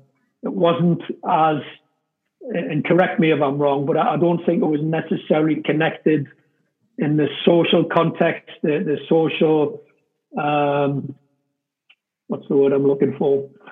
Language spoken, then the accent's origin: English; England, United Kingdom; now in United States; that wasn't necessarily the case for me growing up in England with the football.